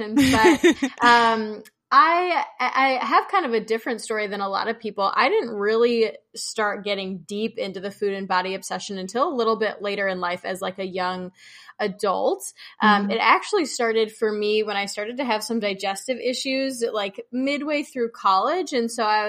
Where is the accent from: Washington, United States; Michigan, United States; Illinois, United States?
Illinois, United States; Chicago; moved away as an adult; also born or lived in Oregon; I'm from Chicago